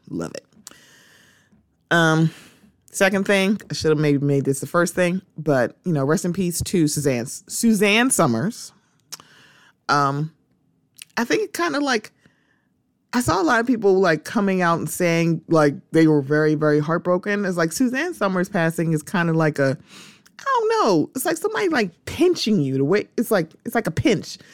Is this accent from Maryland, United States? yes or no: yes; Baltimore, Maryland, United States; my hometown